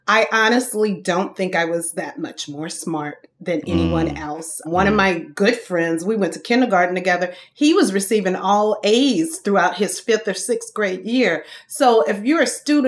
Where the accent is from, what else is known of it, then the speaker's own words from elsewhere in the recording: Thibodaux, Louisiana, United States; moved away; I am from Thibodaux, Louisiana